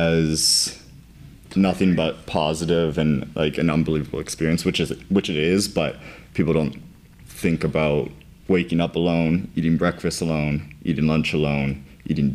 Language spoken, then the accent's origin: English; Victoria, British Columbia, Canada; moved away; being from Victoria, fashion creativity in general, there's almost no scene for it